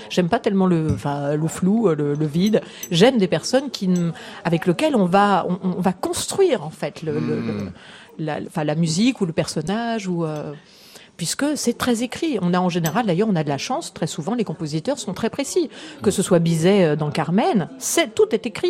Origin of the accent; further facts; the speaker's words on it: France; en tant que Français